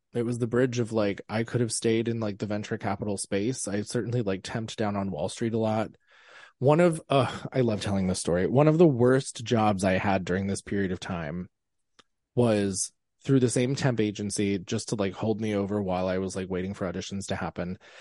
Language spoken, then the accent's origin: English; Pennsylvania, United States; I am from Pennsylvania. I grew up in Amish land.